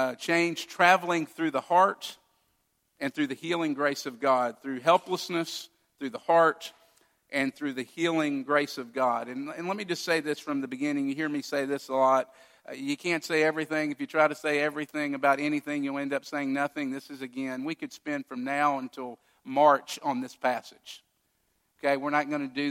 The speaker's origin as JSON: {"language": "English", "town": "Owensboro", "region": "Kentucky", "country": "United States", "tie": "born or raised there", "moved": "yes", "said": "which is the way you go to my hometown"}